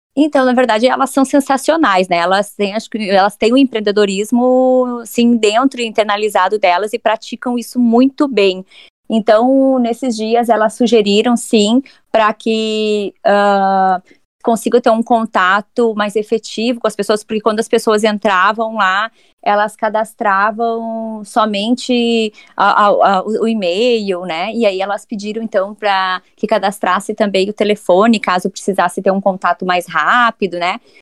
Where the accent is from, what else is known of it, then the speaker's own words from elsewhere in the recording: Santa Maria, Rio Grande do Sul, Brazil; moved away as an adult; nascida e criada em Santa Maria